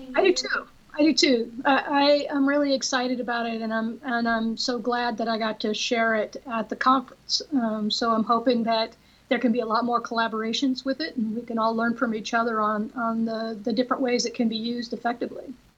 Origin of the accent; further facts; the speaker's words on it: Oregon, United States; now in Texas, United States; I'm originally from Oregon